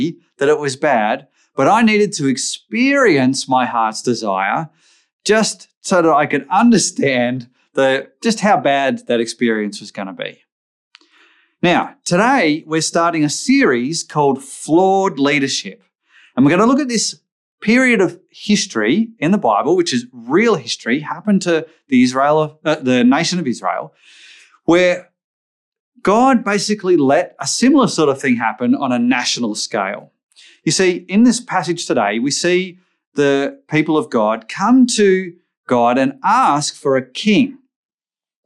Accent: Australia; I grew up in Australia

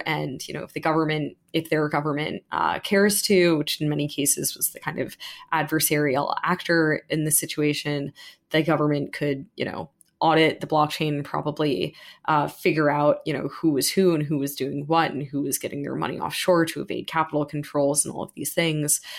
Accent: United States; as an American

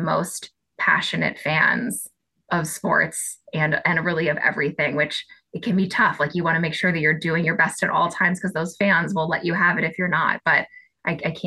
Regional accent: Boston, Massachusetts, United States; I'm Boston born and bred. So I am just like the number one Boston fan. I live right in the city. I went to college in Boston. I grew up outside Boston

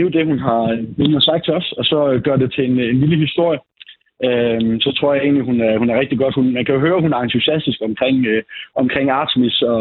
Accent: Jutland, Denmark; jeg er selv jyde

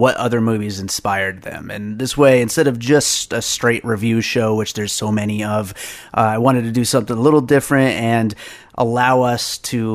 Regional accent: the Poconos, Pennsylvania, United States; also born or lived in New York; now in Las Vegas, United States; I grew up in Pennsylvania in the Poconos, and I was born in New York

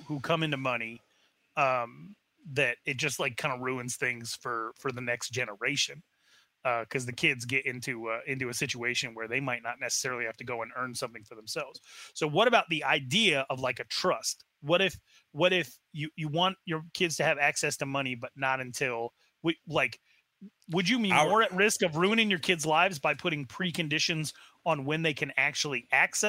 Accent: Wyoming-Montana border, United States; also born or lived in Arizona, United States; now in North Carolina, United States; I'm from the Wyoming-Montana border.

